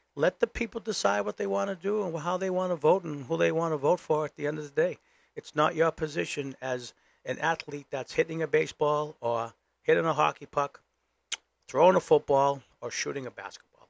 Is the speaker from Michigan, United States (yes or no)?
no; Boston, Massachusetts, United States; now in New Hampshire, United States; I'm from Boston.